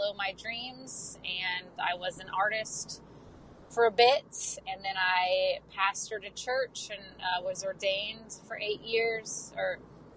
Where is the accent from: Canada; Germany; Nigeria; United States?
United States; Florida; moved away as an adult; now in Nashville, United States; I grew up in Florida, live in Nashville, lived here for close to 17 years